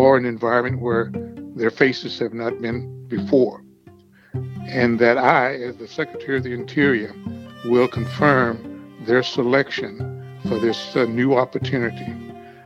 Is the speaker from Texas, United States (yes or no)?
yes; Texas, United States; now in Maryland, United States; my home state of Texas